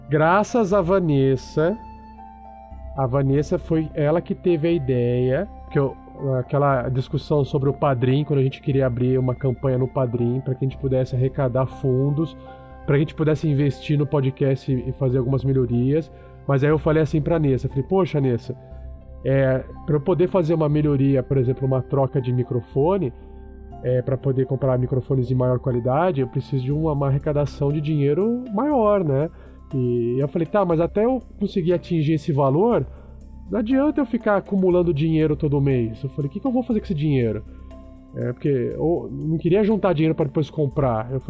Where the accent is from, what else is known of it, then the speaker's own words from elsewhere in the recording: South Region, Brazil; eu sou do Sul